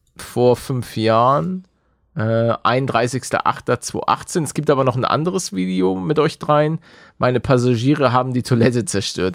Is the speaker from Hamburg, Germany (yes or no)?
yes; Hamburg, Germany; als gebürtiger Hamburger